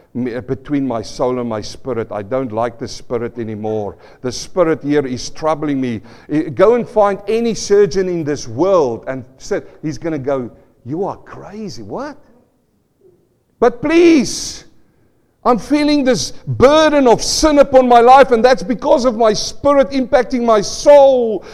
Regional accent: South Africa; moved away; I come from South Africa, and, and, I remember as a young boy, we were living on the farm, uh, not a farm boy, in a small town next to farms

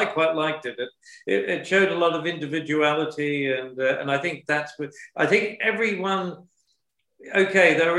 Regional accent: Sydney, New South Wales, Australia; moved away as an adult; also born or lived in Paris; Sydney, Australia

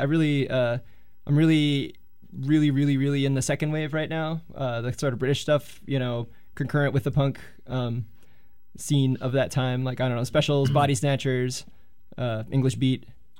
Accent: California, United States; But it was like, I'm from California. And, you know, ska in California is always kind of a real thing.

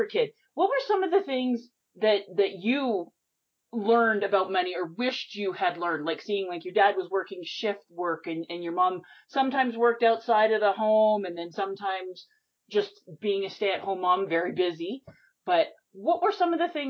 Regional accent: North Central Alberta, Canada; I grew up in North Central Alberta

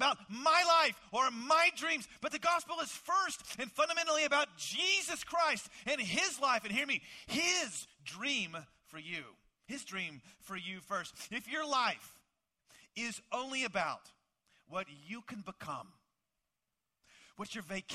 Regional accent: Dallas, Texas, United States; I grew up in the Dallas, Texas area

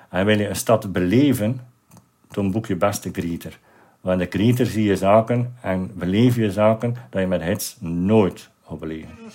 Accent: Ostend, Flanders, Belgium; in de stad waar ik geboren ben, waar ik opgegroeid ben

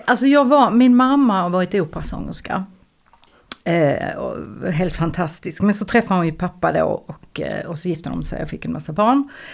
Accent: Eslöv, Skåne, Sweden; jag är från Eslöv

